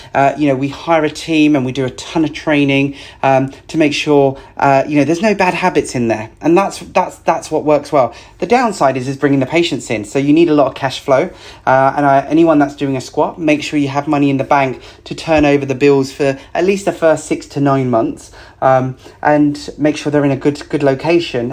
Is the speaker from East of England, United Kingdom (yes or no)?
yes; Essex, East of England, United Kingdom; I grew up in Essex, so there's a bit of that in my blood